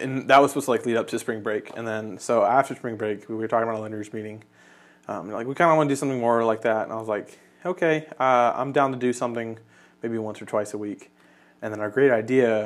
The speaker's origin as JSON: {"language": "English", "region": "Kentucky", "country": "United States", "tie": "born or raised there", "also_born_or_lived": "Canada", "said": "I was born in Canada, but I've lived in Kentucky for most of my life"}